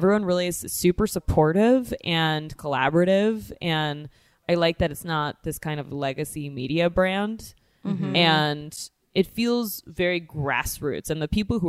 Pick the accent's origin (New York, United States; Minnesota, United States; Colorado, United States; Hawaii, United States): New York, United States; Great Neck; moved away as an adult; also born or lived in Queens, New York / Virginia; now in Los Angeles, United States; I was born in Queens, raised in Great Neck, land of the Jews.